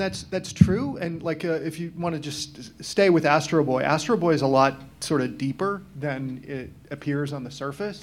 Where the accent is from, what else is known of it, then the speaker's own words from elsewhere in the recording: Massachusetts, United States; I'm from Massachusetts. I grew up watching Channel 56